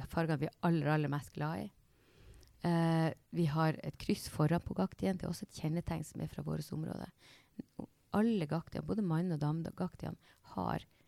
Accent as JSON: {"language": "Norwegian", "area": "Snubba", "region": "Nordland", "country": "Norway", "said": "Jeg er opprinnelig fra Snubba"}